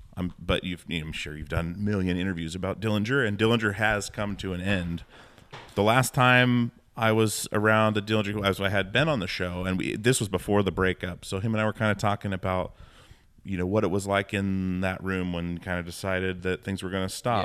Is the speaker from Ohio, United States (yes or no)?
no; Alaska, United States; moved away; I'm from Alaska